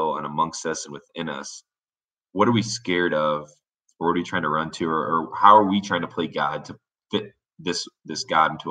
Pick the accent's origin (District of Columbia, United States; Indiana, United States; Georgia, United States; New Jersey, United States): Indiana, United States; Warsaw; moved away as an adult; now in Denver, United States; I grew up in Indiana